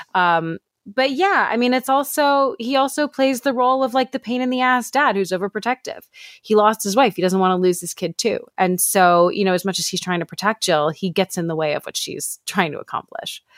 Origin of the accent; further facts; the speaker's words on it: New York City, New York, United States; moved away; I'm from New York City originally, and my dad still lives walking distance from the Javits Center